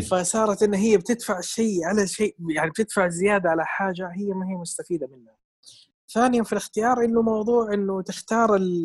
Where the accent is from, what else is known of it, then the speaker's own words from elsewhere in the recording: Saudi Arabia; عندنا في السعوديه